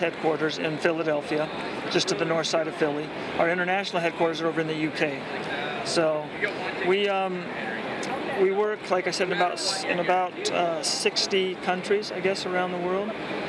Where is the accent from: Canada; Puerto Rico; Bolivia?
Bolivia; Well, I grew up down in Bolivia, South America. My parents were missionaries down there with Wycliffe Bible Translators.